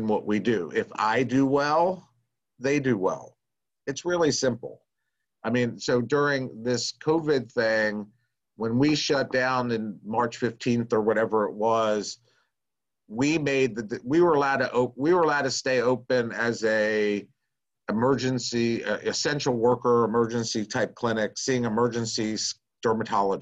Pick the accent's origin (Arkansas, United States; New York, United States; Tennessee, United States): Tennessee, United States; Nashville; I'm from Nashville. I live in Nashville, Tennessee